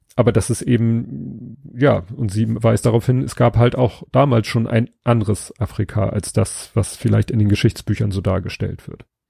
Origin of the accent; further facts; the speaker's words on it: Hamburg, Germany; ich bin in Stalzhoop aufgewachsen